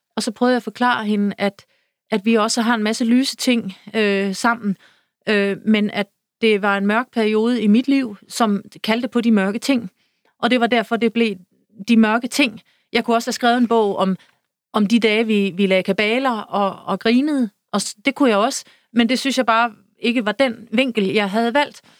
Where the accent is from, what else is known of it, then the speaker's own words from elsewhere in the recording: Søby, Denmark; moved away; min barndom ude i Søby